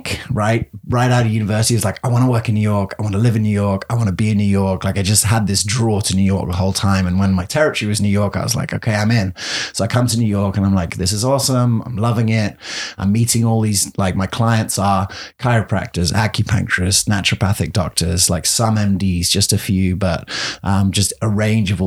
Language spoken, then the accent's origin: English; England, United Kingdom; moved away as an adult; also born or lived in Colorado / London; now in Gainesville, United States; it was fun being the English guy